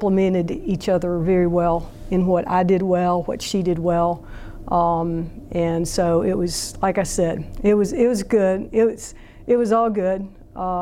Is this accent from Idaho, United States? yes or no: no; Jefferson City, Missouri, United States; Robin and I grew up together in Jefferson City